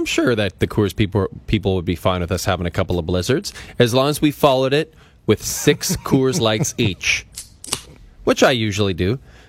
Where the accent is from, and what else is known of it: Athabasca, Alberta, Canada; born or raised there; moved away